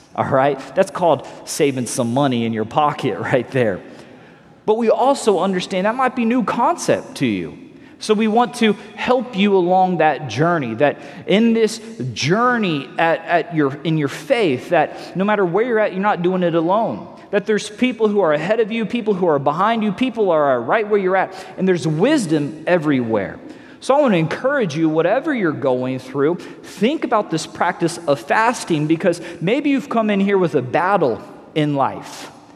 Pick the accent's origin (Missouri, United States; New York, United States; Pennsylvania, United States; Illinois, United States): Missouri, United States; also born or lived in Los Angeles, California; now in Southwest Florida, United States; I'm from Missouri, you know, originally born in Missouri